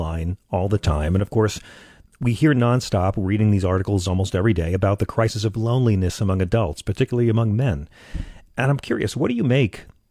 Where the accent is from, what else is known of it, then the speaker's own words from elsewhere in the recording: United States; speaking as an American